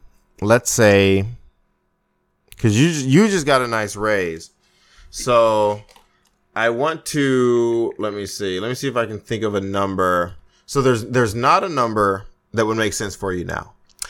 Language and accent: English; United States; I'm an American, red, white, and blue.